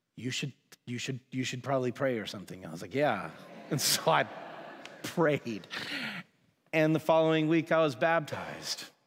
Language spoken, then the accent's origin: English; Woodstock, Georgia, United States; I was born and raised in Woodstock, Georgia, which is just outside of Atlanta.